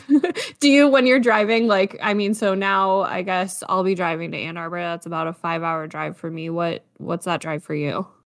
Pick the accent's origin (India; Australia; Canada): Canada; Niagara region, Ontario; I'm from the Niagara region